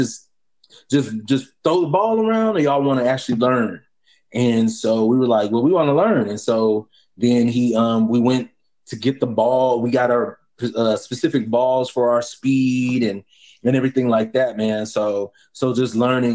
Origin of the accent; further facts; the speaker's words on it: Houston, Texas, United States; moved away as an adult; also born or lived in Bellville, Texas; now in Bridgeport, United States; I'm from Texas. I'm from Houston. I was born in Belleville, Texas, hour from Houston